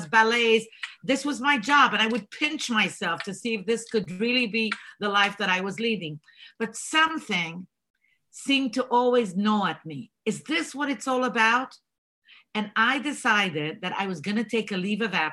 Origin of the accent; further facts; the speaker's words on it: Israel; first language Bulgarian; English is a second language; moved away as an adult; also born or lived in Bulgaria / Jerusalem, Israel; now in United States; I was born in Bulgaria, raised in Israel, and decided to leave the land of milk and honey